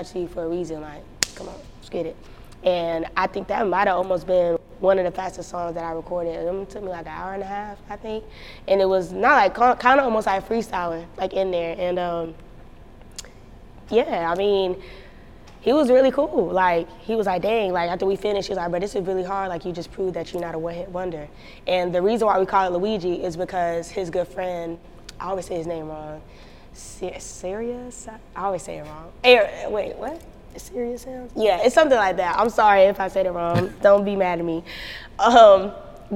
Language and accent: English; North Carolina, United States; North Carolina